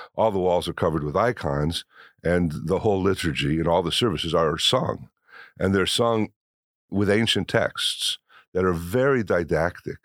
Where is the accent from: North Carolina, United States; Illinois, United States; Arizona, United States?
Illinois, United States; Decatur; When I was a boy growing up in Decatur, Illinois